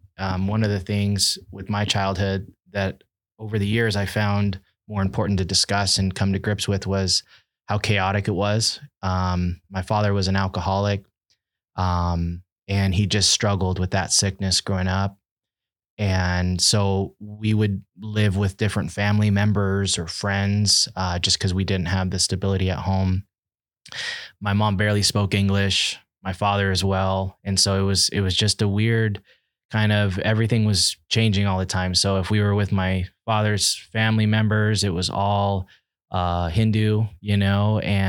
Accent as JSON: {"language": "English", "country": "Nicaragua", "tie": "born or raised there", "also_born_or_lived": "Washington, DC, United States", "said": "Growing up, I was born in Washington, DC, and then, I was sent to live in Nicaragua"}